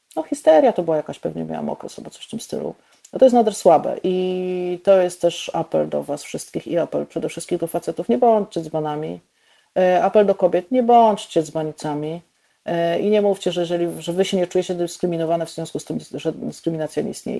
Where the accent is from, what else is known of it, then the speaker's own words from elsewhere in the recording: Bolesławiec, Lower Silesian Voivodeship, Poland; also born or lived in Lwówek Śląski / Warsaw; now in Wrocław, Poland; ja się urodziłam w Lwówku Śląskim, mieszkałam y, kilkanaście lat w Bolesławcu, mieszkałam też w Warszawie, y, mieszkam teraz we Wrocławiu